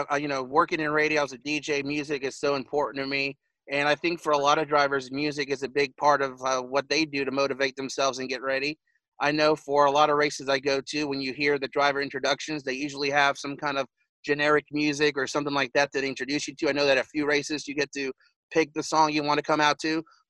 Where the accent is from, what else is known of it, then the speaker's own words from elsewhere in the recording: Las Vegas, Nevada, United States; Now, growing up in Las Vegas, we all know the Bush brothers, Kurt and Kyle, who are also from Las Vegas as well.